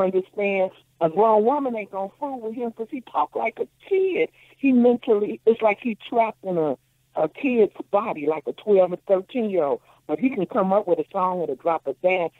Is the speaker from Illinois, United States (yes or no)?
yes; Chicago, Illinois, United States; I'm a Chicagoan